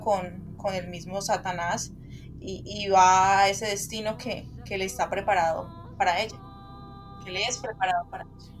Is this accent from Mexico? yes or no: no; Colombia; nosotros como colombianos